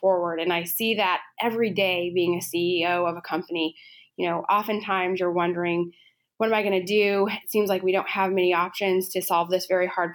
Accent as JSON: {"language": "English", "town": "Los Alamos", "region": "New Mexico", "country": "United States", "tie": "born or raised there", "said": "growing up in Los Alamos"}